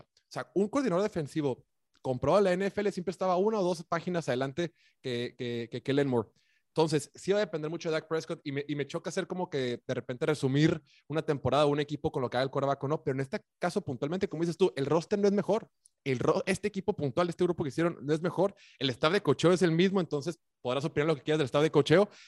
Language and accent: Spanish; Mexico; somos mexicanos